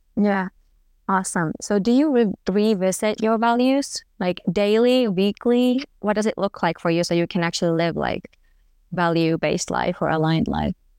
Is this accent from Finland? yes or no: yes; Finland; moved away as an adult; also born or lived in Germany; I'm from Finland